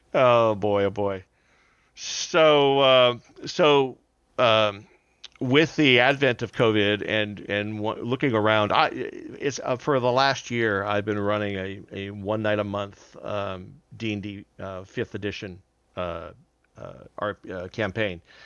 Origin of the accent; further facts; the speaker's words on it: Southern California, United States; moved away as an adult; now in Houston, United States; I'm not a native of Houston. I'm actually originally from Southern California, but we've been here, I've been here since two thousand one